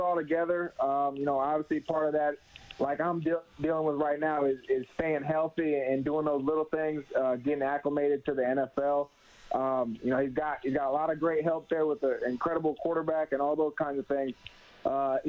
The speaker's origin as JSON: {"language": "English", "town": "Tampa", "region": "Florida", "country": "United States", "tie": "born or raised there", "also_born_or_lived": "Phoenix, Arizona", "moved": "yes", "lives_now": "Edmonton, Canada", "said": "lived in Tampa, Florida since about 2005"}